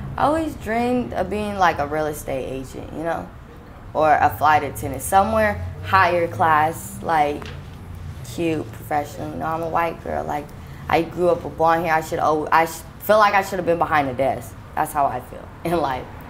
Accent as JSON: {"language": "English", "town": "Sacramento", "region": "California", "country": "United States", "said": "I'm from Sacramento, California."}